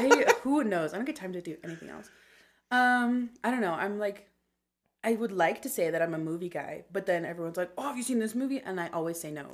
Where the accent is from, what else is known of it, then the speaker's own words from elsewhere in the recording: Meridian, Idaho, United States; also born or lived in Boise; I was in the same ward um, or, like, area from the time I was six until I was twelve